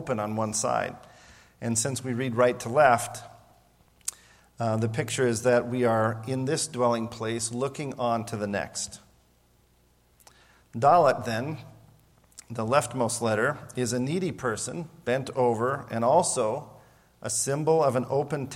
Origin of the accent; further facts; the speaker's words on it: Montana, United States; moved away; I grew up near the Rocky Mountains in Montana